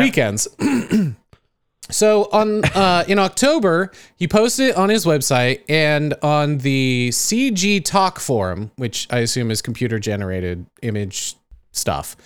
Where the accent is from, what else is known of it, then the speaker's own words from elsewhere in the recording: United States; I'm American